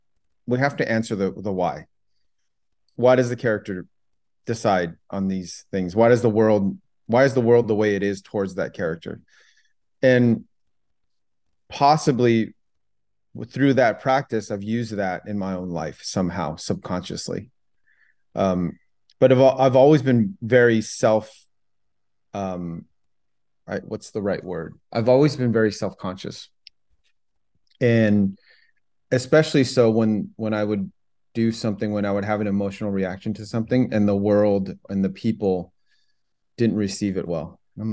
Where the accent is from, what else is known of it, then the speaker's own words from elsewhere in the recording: Los Angeles, California, United States; also born or lived in Vietnam / France; I grew up in the San Gabriel Valley.